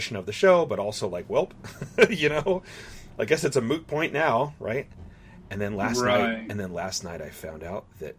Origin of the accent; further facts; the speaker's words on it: Southern California, United States; moved away; it's my hometown